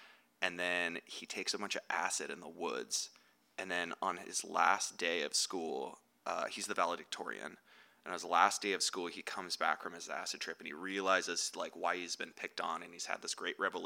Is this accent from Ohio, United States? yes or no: no; the Bay Area, California, United States; moved away; also born or lived in San Francisco; I grew up in the Bay and I lived in SF for like 10 years